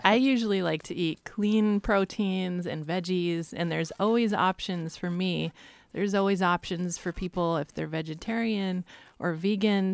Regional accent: Astoria, Oregon, United States; born or raised there; also born or lived in Olney, Oregon / Eugene, Oregon

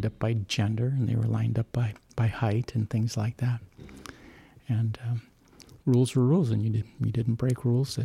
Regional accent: St. Paul, Minnesota, United States; I was born in St. Paul, Minnesota

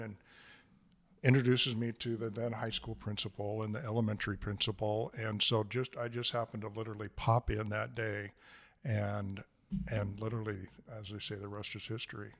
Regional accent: Stevenson, Washington, United States; moved away as an adult; now in Astoria, United States; I grew up in the Columbia Gorge, the thriving metropolis of Stevenson, Washington

